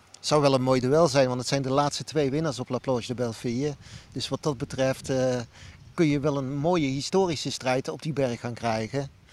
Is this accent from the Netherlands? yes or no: yes; Netherlands; als Nederlander